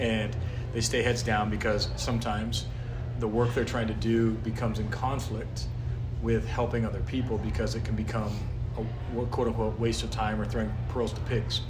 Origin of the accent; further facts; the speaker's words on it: North Idaho, United States; I grew up in North Idaho